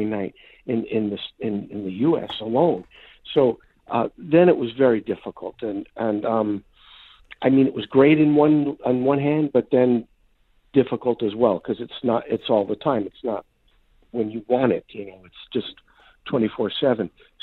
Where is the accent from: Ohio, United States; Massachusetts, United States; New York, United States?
New York, United States; New York City; I grew up in New York City in Brooklyn